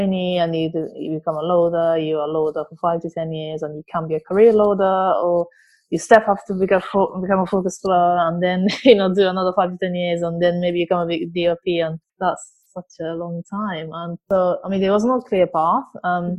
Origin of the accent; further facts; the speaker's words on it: Japan; English is a second language; moved away as an adult; now in London, United Kingdom; I'm originally from Japan. I moved here about 14 years ago. I moved to London about 14 years ago.